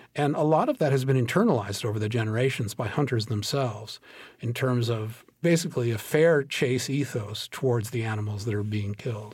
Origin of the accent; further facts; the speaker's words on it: Minnesota, United States; I grew up in Minnesota.